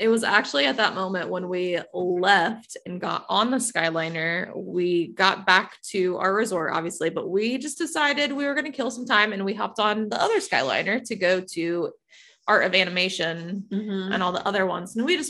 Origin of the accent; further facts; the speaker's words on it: Ohio, United States; I'm from Ohio.